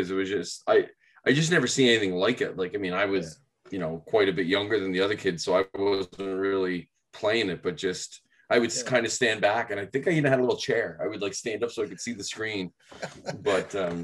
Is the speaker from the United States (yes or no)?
no; Miramichi, New Brunswick, Canada; also born or lived in Moncton; I am Miramichi born and raised, Newcastle side